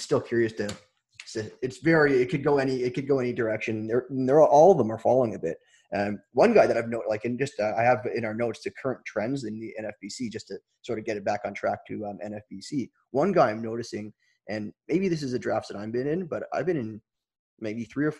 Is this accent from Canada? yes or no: yes; Toronto, Ontario, Canada; I'm from Toronto